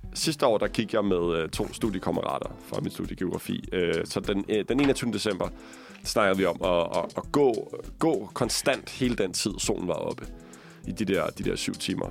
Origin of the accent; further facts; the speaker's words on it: Copenhagen, Capital Region of Denmark, Denmark; som københavner